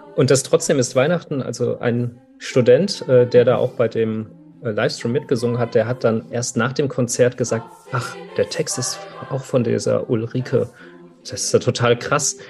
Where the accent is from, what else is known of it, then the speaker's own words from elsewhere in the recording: Frankfurt, Hesse, Germany; ich bin ja aus Frankfurt